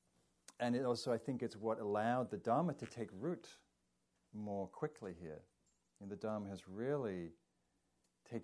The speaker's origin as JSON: {"language": "English", "region": "England", "country": "United Kingdom", "moved": "yes", "lives_now": "United States", "said": "being English"}